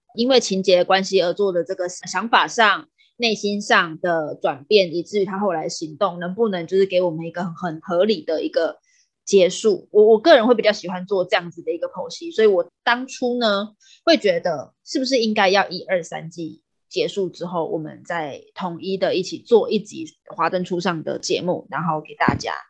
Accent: Taiwan; 因为我们是台湾人

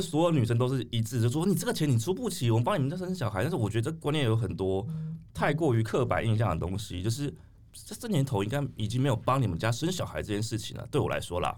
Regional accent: Taiwan; 我们台湾人

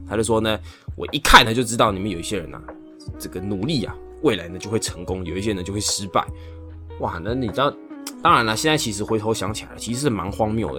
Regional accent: Taiwan; 我自己是走一个台湾的技职体系

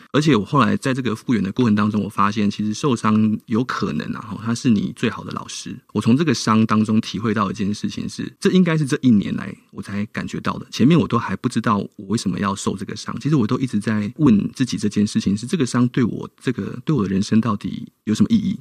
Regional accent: Tainan, Taiwan; 那我就决定了回到台南，好，回到我的故乡

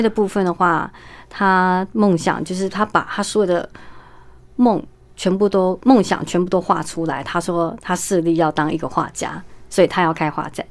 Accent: Yunlin County, Taiwan; moved away; 在云林的麦当劳，在我老家

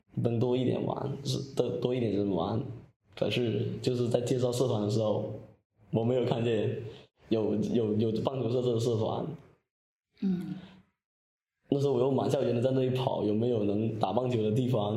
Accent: Guangxi, China; 二年级回到家乡广西这边

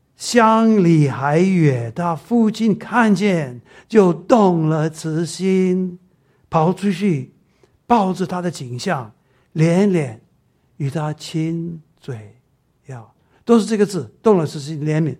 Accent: Taiwan; accent: Taiwanese Mandarin; 我台湾国语

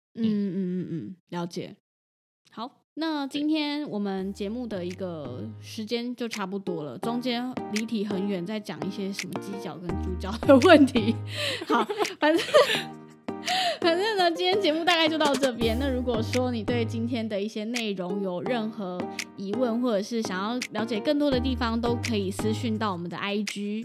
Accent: Taiwan; 日本人跟台湾人不一样哦，虽然我们被日本殖民过，可是像我们家，我爷爷奶奶是完全不吃牛肉的。

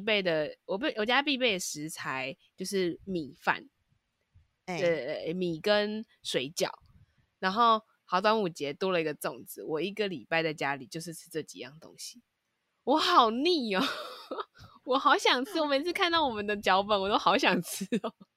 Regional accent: Taipei, Taiwan; 因为我们是台北人

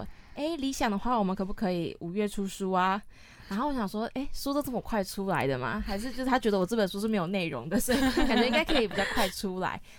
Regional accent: Hsinchu, Taiwan; 因为我我是新竹人，

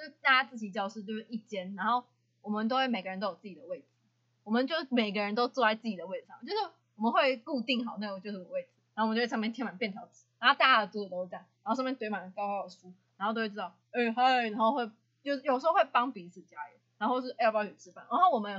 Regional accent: Hsinchu, Taiwan; 啊，因为我是新竹人嘛，啊，我就想要去北部嘛。

